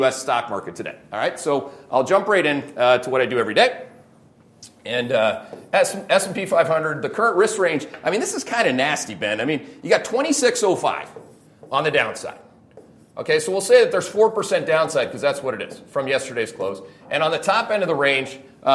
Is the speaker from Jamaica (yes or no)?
no; Canada; I'm Canadian